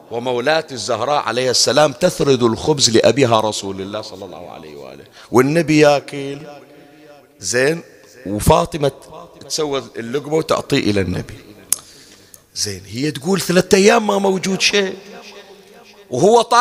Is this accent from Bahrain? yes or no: yes; Bahrain; الجفنه ما ادري احنا شو نسميها عندنا بالبحرين